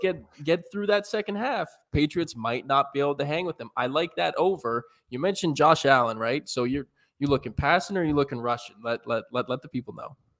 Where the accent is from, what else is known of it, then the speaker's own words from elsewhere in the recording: Canada; Two good old Canadian boys